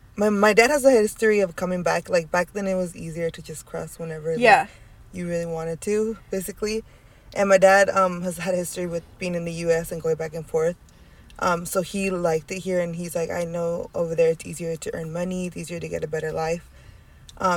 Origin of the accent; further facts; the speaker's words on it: California, United States; I was born in California.